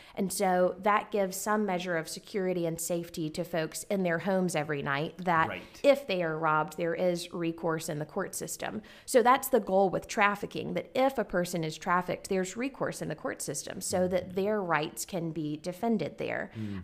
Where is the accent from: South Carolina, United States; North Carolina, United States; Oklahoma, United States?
North Carolina, United States; Garysburg; moved away as an adult; also born or lived in Kentucky; I grew up on a farm in Garysburg, North Carolina, that's um, like a town of less than a thousand